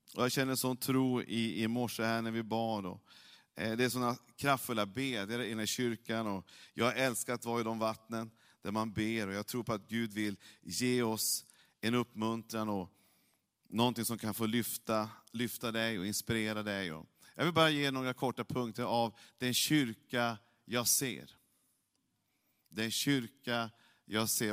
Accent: Norrland, Sweden; jag är mycket märklig norrlänning

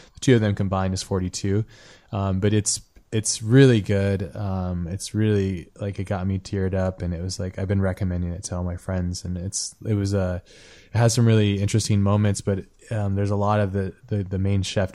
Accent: Hawaii, United States; I grew up in Hawaii

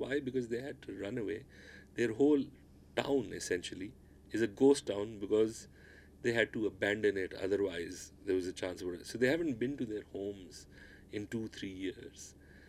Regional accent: Charsadda, Khyber Pakhtunkhwa, Pakistan; I'm from Charsadda

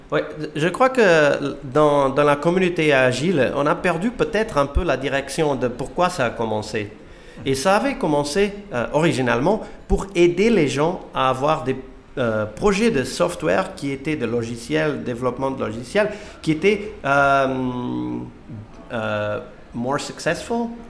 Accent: Portugal; moved away as an adult; now in Finland; Je suis portugais, j'habite en Finlande depuis 20

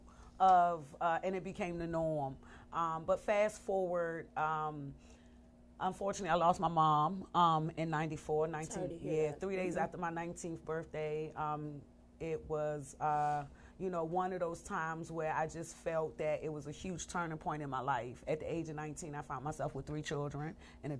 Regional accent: Washington, District of Columbia, United States; also born or lived in Fort Belvoir, Virginia; I'm a native Washingtonian, grew up in Southeast DC

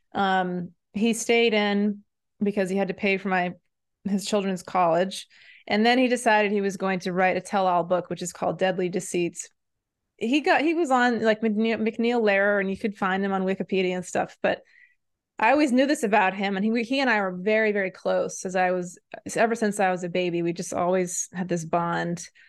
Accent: Maine, United States; also born or lived in Senegal; I grew up in Maine

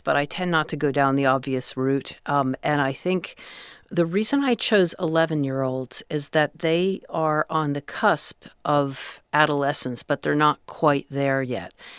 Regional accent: Washington, District of Columbia, United States; moved away; I grew up in Washington, D C

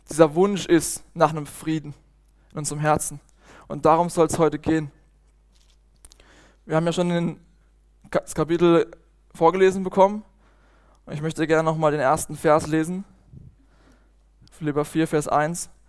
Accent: Bötzingen, Baden-Württemberg, Germany; Ich komme aus Bötzing, aus einer schönen Weingegend, im Kaiserstuhl.

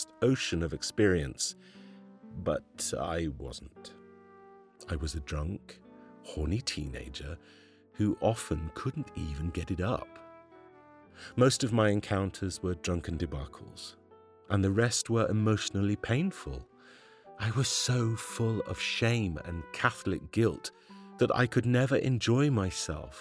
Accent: Glasgow, Scotland, United Kingdom; I grew up in Glasgow in a working class family

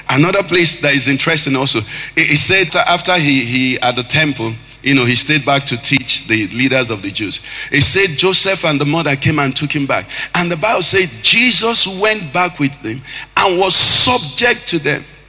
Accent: Anambra, Nigeria; I'm from Anambra.

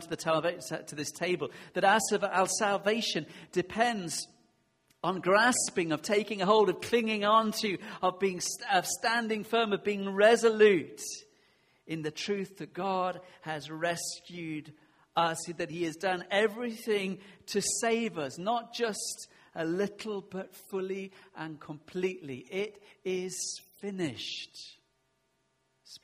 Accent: United Kingdom; we're very British

